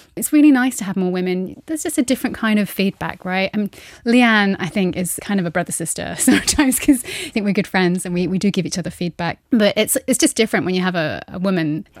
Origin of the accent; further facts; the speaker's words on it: United Kingdom; now in Luxembourg; I'm being a British woman, I, I am now half Luxembourgish.